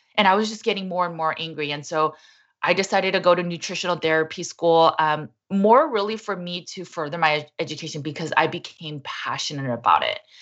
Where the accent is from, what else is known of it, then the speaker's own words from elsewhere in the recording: Los Angeles, California, United States; I was born and raised in Los Angeles, California in the eighties